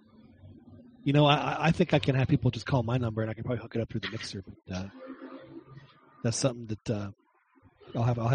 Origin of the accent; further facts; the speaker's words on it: Acapulco, Guerrero, Mexico; I grew up in Acapulco.